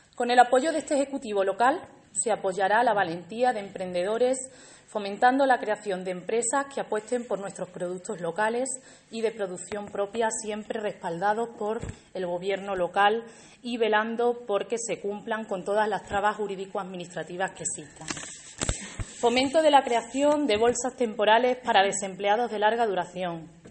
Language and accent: Spanish; Alange, Extremadura, Spain; also born or lived in Seville; Alange es mi pueblo